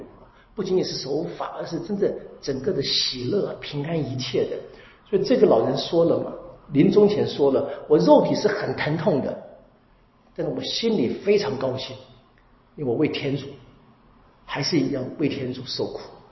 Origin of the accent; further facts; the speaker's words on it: China; 我们中国人会这么说啊：“莫以恶小而为之，莫以善小而不为。”